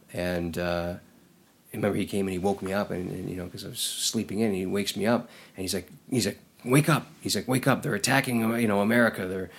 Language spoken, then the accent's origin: English; Canada; now in United States; I'm not American. I go, I live here and I'm working here, but I'm Canadian.